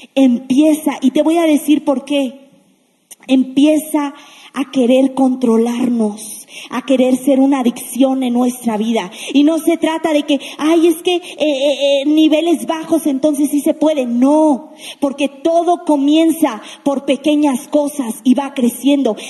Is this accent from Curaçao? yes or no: no; Mexico; La mayoría que estamos aquí somos mexicanos